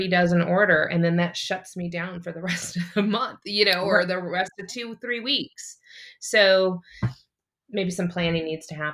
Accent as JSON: {"language": "English", "town": "St. Louis", "region": "Missouri", "country": "United States", "tie": "born or raised there", "also_born_or_lived": "California / South Carolina", "moved": "as an adult", "lives_now": "Kansas City, United States", "said": "I'm originally from, I was born in California, but I've lived the majority of my life in Missouri in St. Louis"}